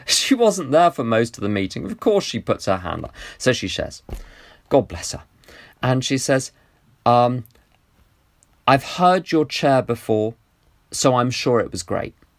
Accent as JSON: {"language": "English", "country": "United Kingdom", "said": "my attachment to being British"}